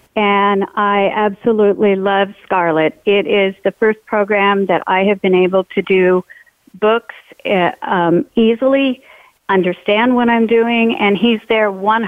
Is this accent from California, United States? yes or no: yes; California, United States; now in Idaho, United States; I'm originally from California, so I'm a transplant